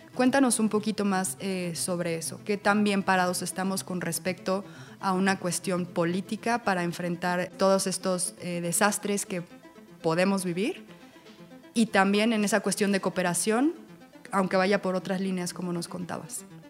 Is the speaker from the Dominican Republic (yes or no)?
no; Mexico; Como comunidad mexicana